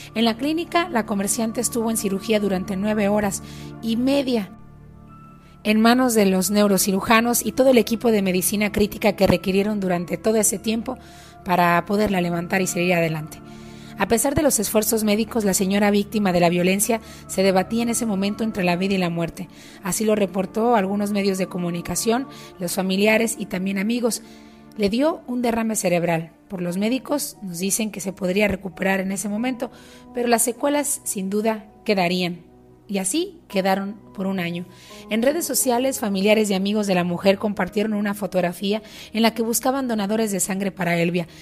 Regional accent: Sonora, Mexico; moved away; also born or lived in United States; regresé al estado de Sonora al norte de México

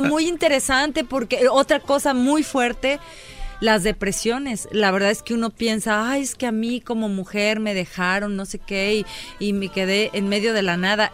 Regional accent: Mexico; now in Los Angeles, United States; soy mexicana, todo el mundo sabe que, o sea, el súper nopal en mi frente, pero, vivimos acá

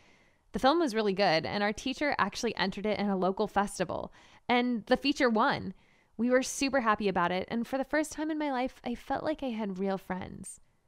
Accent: Marshalltown, Iowa, United States; born or raised there

